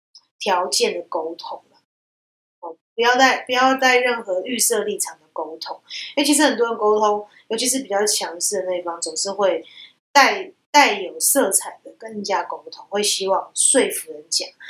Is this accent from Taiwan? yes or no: yes; Taiwan; 我会观察到我们亚洲人，特别是我们台湾人啊，有时候或华人。